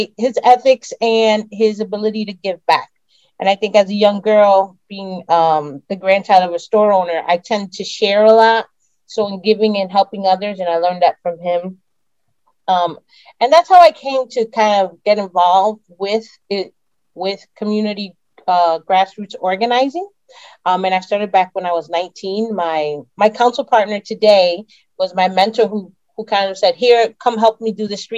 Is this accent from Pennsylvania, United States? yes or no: no; Bridgeport, Connecticut, United States; I have lived in Bridgeport all of my life